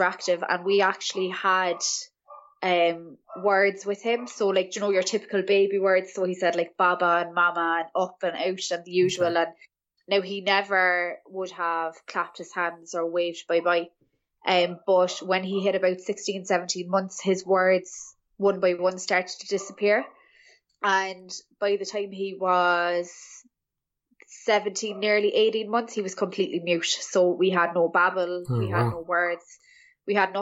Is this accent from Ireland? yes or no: yes; Cork, Munster, Ireland; I am from Cork in Ireland